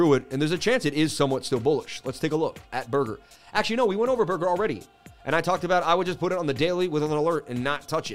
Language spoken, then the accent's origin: English; Boston, Massachusetts, United States; I grew up in Boston, and when I was about 13, I met a kid in school